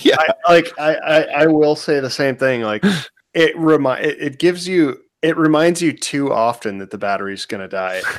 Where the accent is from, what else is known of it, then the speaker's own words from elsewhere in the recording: Washington, United States; now in Florida, United States; growing up in like Washington